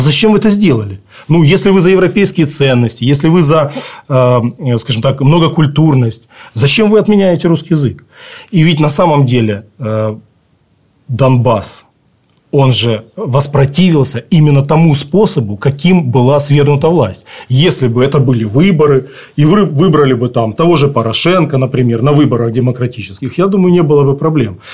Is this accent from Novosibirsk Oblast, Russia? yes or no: no; Khabarovsk, Khabarovsk Krai, Russia; now in Ukraine; я русский по духу, я родился в Хабаровске